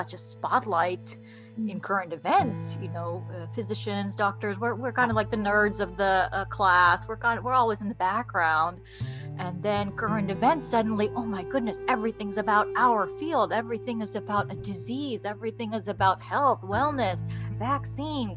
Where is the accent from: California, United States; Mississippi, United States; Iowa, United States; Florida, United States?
Florida, United States; born or raised there; also born or lived in Bangladesh / Kuwait